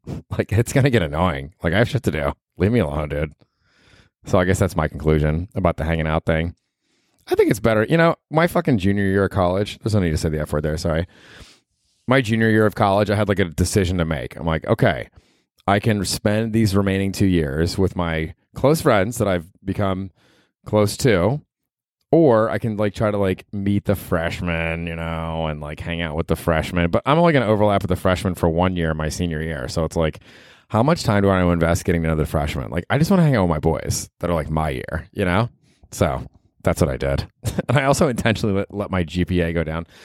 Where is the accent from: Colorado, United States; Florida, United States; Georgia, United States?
Florida, United States; Tampa; when I was in fucking junior high and growing up in Tampa, Florida